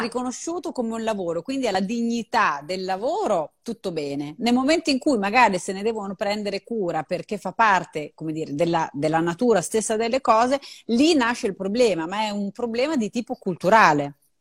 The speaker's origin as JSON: {"language": "Italian", "region": "Emilia-Romagna", "country": "Italy", "said": "so fare un'unica cosa da romagnola"}